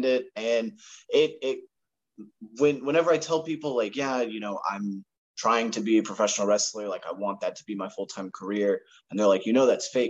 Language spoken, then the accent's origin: English; Akron, Ohio, United States; from Akron originally, and I was going to preschool, daycare, kindergarten